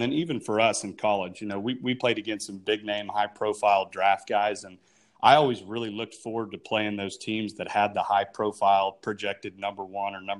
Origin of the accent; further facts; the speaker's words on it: Enid, Oklahoma, United States; growing up in Enid